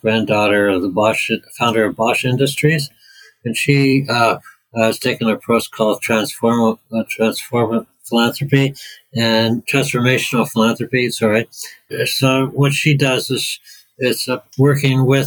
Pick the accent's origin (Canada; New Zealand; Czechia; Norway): Canada; moved away as an adult; now in United Kingdom; I'm from Canada